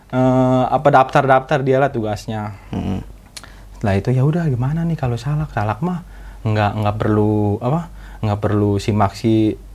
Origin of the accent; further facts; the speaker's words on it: Jakarta, Indonesia; Yang penting kita orang Jakarta, Bang.